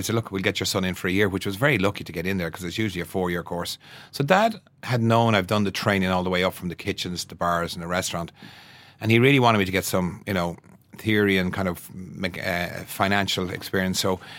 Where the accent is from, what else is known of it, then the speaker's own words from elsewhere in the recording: Wexford, Leinster, Ireland; moved away; Well, 1970, that's right. We moved up from Wexford in 1968 and Dad went to work for PV Doyle for a couple of years.